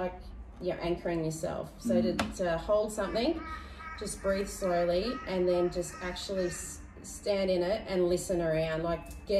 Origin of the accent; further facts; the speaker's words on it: Bribie Island, Queensland, Australia; I grew up on Bribie